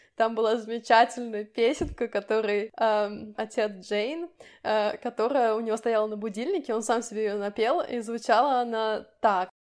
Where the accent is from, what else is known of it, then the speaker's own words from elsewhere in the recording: Samara, Samara Oblast, Russia; moved away; Мы, кстати, я и Ира, мы тоже из Самары